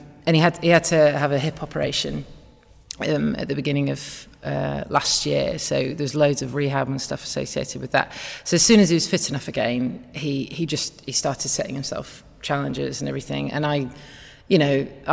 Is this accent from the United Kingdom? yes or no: yes; Wakefield, Yorkshire and the Humber, United Kingdom; I'm from Wakefield, just near Leeds.